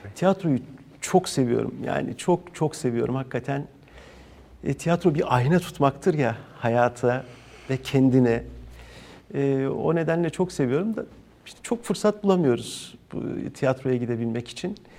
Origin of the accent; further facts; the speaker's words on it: İzmir, Turkey; İzmirliyim ben